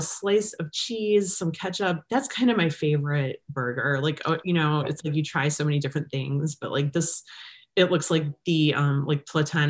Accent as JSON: {"language": "English", "town": "Cleveland", "region": "Ohio", "country": "United States", "said": "I'm from Cleveland"}